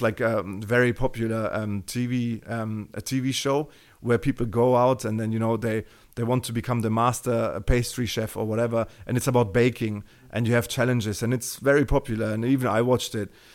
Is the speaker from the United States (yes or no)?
no; Germany; accent: Terminator; English is a second language; you can hear from my Terminator accent that, you know, I, I'm, I'm from Germany